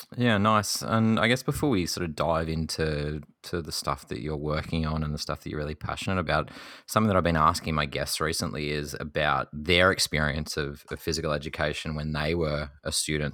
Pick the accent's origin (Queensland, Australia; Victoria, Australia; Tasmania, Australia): Tasmania, Australia; my home state of Tasmania